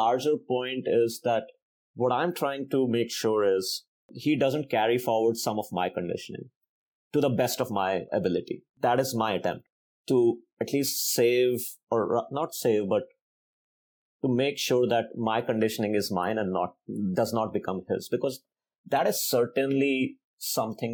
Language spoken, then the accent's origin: English; India; now in United States; growing up in India